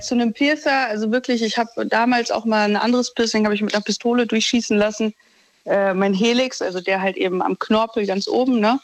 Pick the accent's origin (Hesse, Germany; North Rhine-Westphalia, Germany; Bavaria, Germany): North Rhine-Westphalia, Germany; Düsseldorf; ich komme aus Düsseldorf